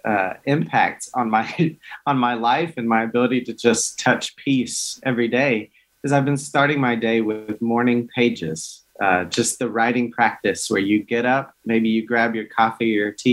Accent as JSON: {"language": "English", "town": "Hickory", "region": "North Carolina", "country": "United States", "tie": "born or raised there", "moved": "as an adult", "said": "I grew up very rural in Hickory, North Carolina, so rural Baptist"}